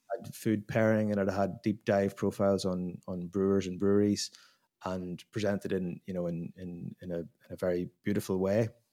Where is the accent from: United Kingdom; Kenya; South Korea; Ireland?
Ireland; moved away as an adult; now in Belgium; I'm an Irish guy